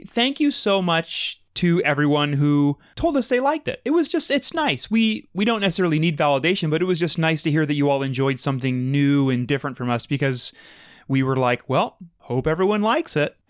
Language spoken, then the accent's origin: English; Minneapolis, Minnesota, United States; I'm from Minneapolis. That's still Minnesota.